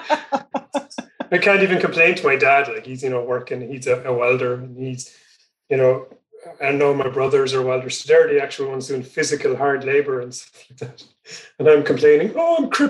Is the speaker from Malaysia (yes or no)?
no; North Kerry, Munster, Ireland; I grew up in North Kerry